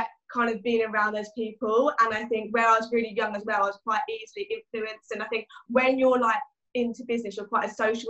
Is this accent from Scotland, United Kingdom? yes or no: no; Chelmsford, East of England, United Kingdom; in Essex, in Chelmsford kind of area. Where I live is very like countryside based, so yeah, it's quite a nice place to kind of grow up